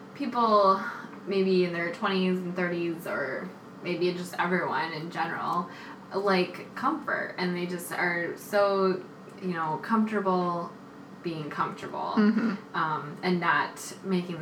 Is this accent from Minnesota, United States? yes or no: yes; Minneapolis, Minnesota, United States; now in New York, United States; I've been in Minneapolis, my hometown